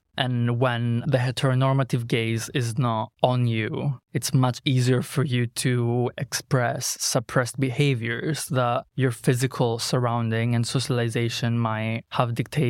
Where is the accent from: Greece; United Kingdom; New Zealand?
Greece; English is a second language; So I grew up in a very conservative area. Greece is Christian Orthodox.